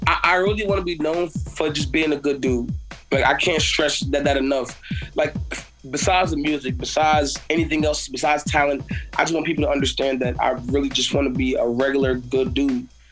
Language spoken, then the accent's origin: English; Fayetteville, North Carolina, United States; I'm from Fayetteville, North Carolina